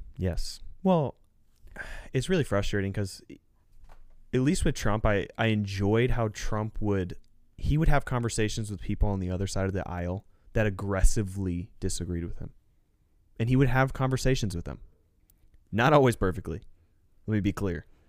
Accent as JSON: {"language": "English", "country": "United States", "said": "we as the American people"}